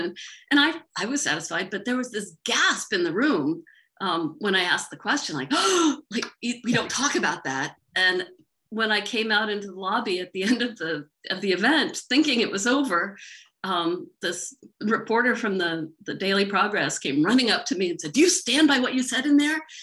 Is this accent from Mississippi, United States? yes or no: yes; Mississippi, United States; now in Charlottesville, United States; I grew up in Mississippi, so well, I didn't grow up, but I, I spent most of my childhood in Mississippi